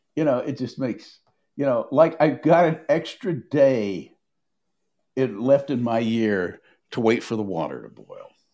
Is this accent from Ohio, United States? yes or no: no; Nashville, Tennessee, United States; I grew up in Nashville